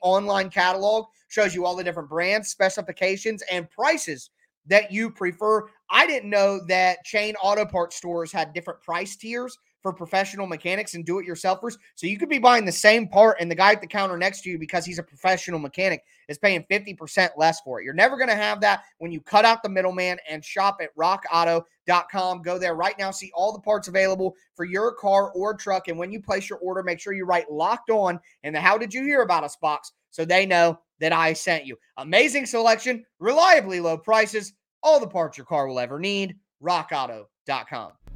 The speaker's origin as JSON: {"language": "English", "region": "Ohio", "country": "United States", "said": "I'm from Ohio"}